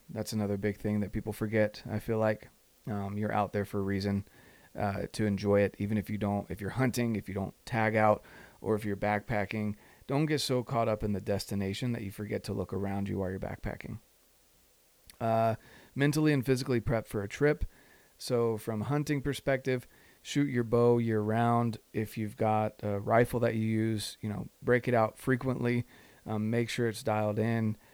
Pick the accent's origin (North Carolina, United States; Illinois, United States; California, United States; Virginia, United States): North Carolina, United States; moved away; on the verge of moving back to North Carolina. And that's my home state. All my family's out there.